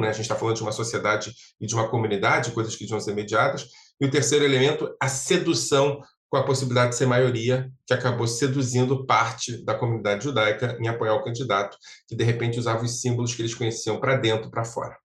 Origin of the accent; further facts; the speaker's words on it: Brazil; nós sofremos no Brasil